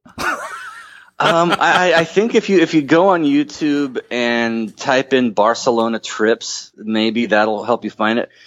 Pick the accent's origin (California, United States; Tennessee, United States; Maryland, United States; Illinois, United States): California, United States; Huntington Beach; I was born in Huntington Beach